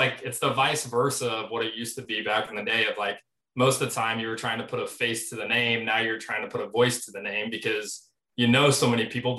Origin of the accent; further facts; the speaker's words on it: Midwest, United States; born and raised here